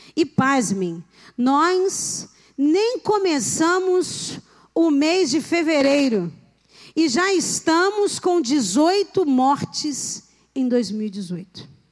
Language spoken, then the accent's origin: Portuguese; Rio de Janeiro, Brazil; nascida e criada no Rio de Janeiro